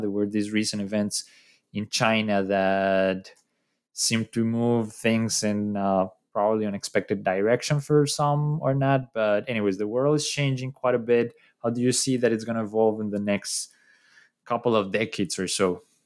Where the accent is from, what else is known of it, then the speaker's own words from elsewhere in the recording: Colombia; I'm from Colombia